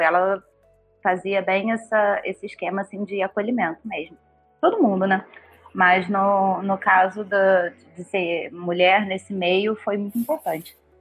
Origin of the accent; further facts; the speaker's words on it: Rio de Janeiro, Brazil; moved away as an adult; now in São Paulo, Brazil; eu sou do Rio, vim para cá para trabalhar